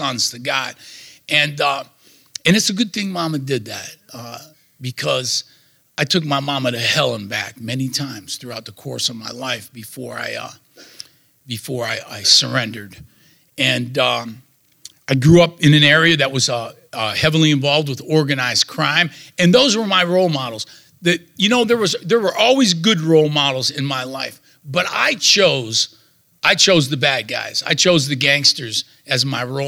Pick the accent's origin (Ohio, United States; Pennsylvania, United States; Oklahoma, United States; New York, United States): Ohio, United States; Youngstown-Warren area, Northeast; I'm from the Steel Valley in Northeast Ohio, the Youngstown Warren area. I was born in 1957